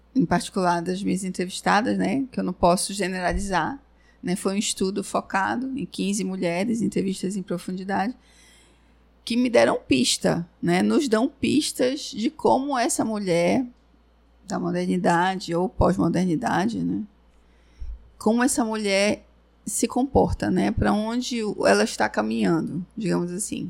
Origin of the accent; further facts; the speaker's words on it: Brazil; eu sou brasileira